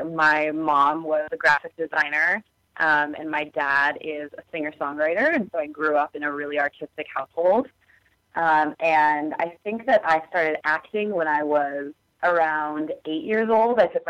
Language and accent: English; Portland, Oregon, United States; moved away; I actually grew up in Clackamas County. I don't know if you know where that is. It's like southeast Portland, essentially.